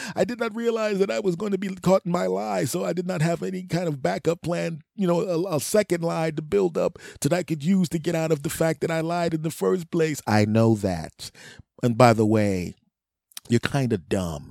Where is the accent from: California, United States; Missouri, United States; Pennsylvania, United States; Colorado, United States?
Pennsylvania, United States; Philadelphia; moved away; my friends and family back in my hometown, some of my friends and family, Philadelphia